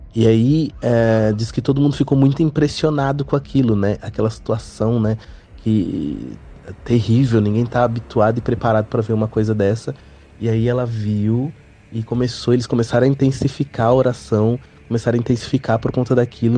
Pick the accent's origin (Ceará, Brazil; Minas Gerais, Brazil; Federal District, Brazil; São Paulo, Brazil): São Paulo, Brazil; Ferraz de Vasconcelos; also born or lived in Bom Jesus da Lapa, Bahia; nós morávamos em Ferraz de Vasconcelos, que é onde eu nasci